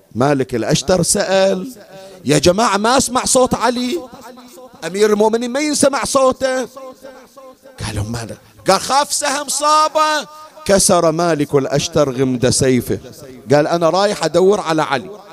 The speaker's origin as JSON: {"language": "Arabic", "country": "Bahrain", "said": "عندنا في البحرين"}